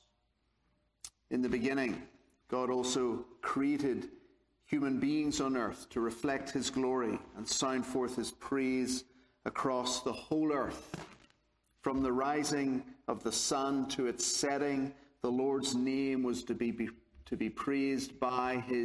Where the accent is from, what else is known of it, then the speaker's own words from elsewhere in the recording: Belfast, Northern Ireland, United Kingdom; I'm from Belfast, Northern Ireland, so hence the accent.